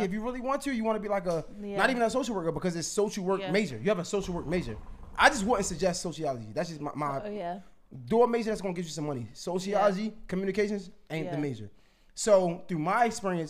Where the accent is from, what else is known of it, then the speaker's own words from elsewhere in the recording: Baltimore, Maryland, United States; I came from Baltimore